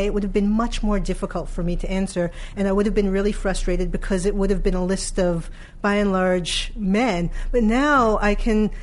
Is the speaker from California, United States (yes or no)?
no; New York City, New York, United States; I am from Brooklyn. Okay, I'm from a neighborhood that's adjacent to Fort Greene